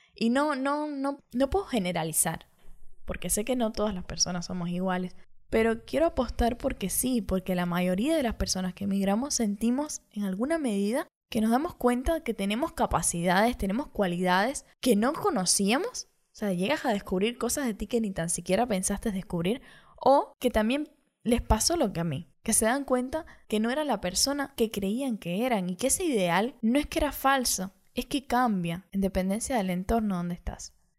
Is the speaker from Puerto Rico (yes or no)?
no; Cuba; moved away as an adult; now in Montevideo, Uruguay; me fui desde Cuba hacia Montevideo, Uruguay